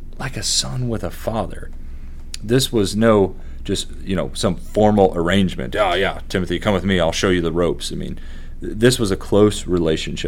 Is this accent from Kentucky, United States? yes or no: yes; Kentucky, United States; I'm from Kentucky